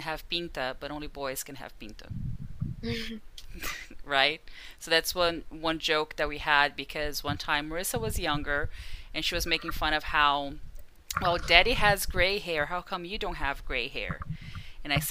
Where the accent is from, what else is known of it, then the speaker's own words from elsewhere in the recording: Brazil; first language Portuguese; English is a second language; moved away; My mother tongue is Portuguese because I was born in Brazil